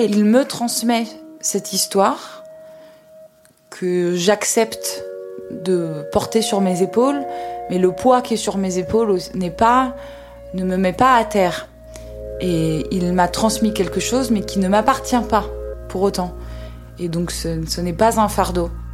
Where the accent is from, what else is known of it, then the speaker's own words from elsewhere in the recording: France; en tant que française